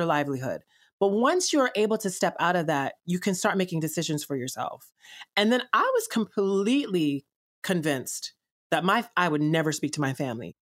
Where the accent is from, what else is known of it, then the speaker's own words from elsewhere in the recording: Columbus, Georgia, United States; also born or lived in Chicago / Atlanta; I was born in Chicago and raised in Columbus slash Atlanta, Georgia